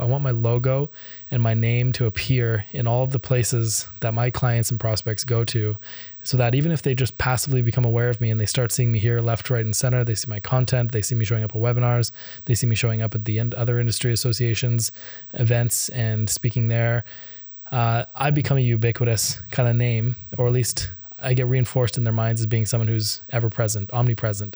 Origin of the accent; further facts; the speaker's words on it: Canada; I'm Canadian.